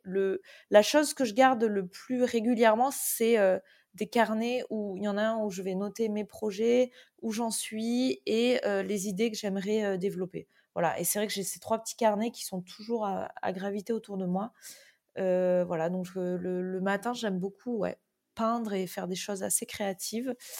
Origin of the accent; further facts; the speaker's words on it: Toulouse, Occitania, France; moved away as an adult; also born or lived in Antibes; now in Biarritz, France; je suis née à Antibes, euh, mais j'ai déménagé quand j'avais 3 ans euh, dans le sud et entre, entre, ouais, entre Antibes et Toulouse. Mais j'ai fait euh, ouais, mon, collège et lycée à côté de, Toulouse